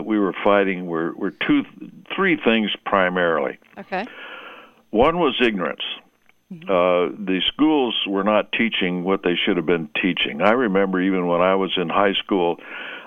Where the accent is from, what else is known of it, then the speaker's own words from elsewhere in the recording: Seattle, Washington, United States; I was raised in Seattle